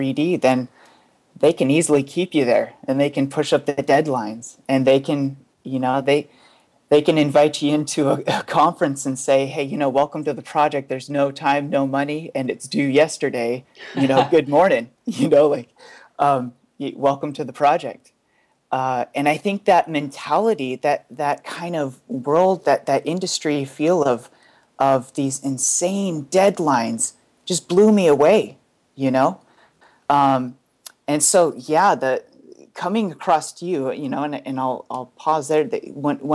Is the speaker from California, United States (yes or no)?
yes; Bay Area, California, United States; I'm from the Bay Area here